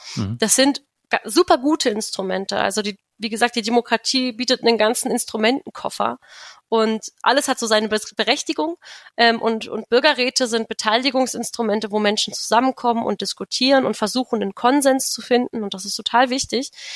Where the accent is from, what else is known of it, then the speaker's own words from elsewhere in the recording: Königs Wusterhausen, Brandenburg, Germany; also born or lived in Berlin; Ich komme auch aus Brandenburg, aus Königs Wusterhausen. Da bin ich zur Schule gegangen.